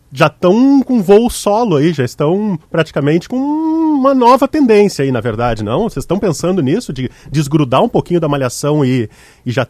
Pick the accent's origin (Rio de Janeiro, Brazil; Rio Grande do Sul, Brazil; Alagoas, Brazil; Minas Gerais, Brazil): Rio Grande do Sul, Brazil; Porto Alegre; Eu sou de Porto Alegre